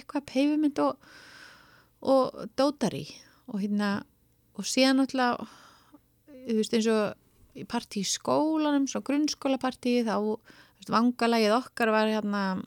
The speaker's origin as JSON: {"language": "Icelandic", "town": "Reykjavík", "region": "Capital Region", "country": "Iceland", "tie": "born or raised there", "said": "öll skólaganga frá 6 til 20 var þar"}